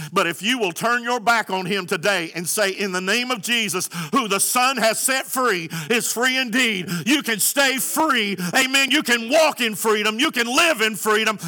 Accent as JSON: {"language": "English", "country": "United States"}